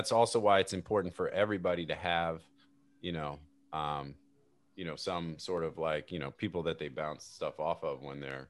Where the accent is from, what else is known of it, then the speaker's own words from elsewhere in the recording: Northeast, United States; moved away as an adult; also born or lived in Northeast Florida; now in Florida, United States; growing up in the Northeast